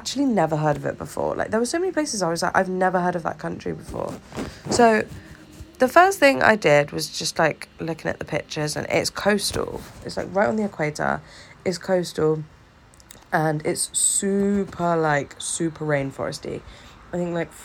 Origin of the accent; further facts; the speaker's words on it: Tunisia; I'm from Tunisia